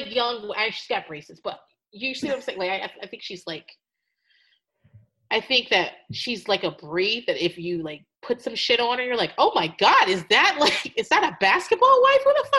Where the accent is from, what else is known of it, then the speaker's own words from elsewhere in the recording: Norfolk, Virginia, United States; you know I'm from Norfolk, right? I was born there. My parents got PCS back there when I was in high school. I am from Hampton Roads, Virginia Beach, Norfolk, Chesapeake. That's where I'm from.